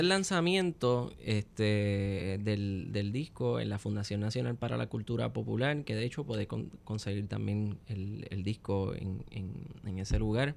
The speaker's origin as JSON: {"language": "Spanish", "country": "Puerto Rico", "said": "Con nuestra música y con nuestro instrumento nacional, el cuatro puertorriqueño."}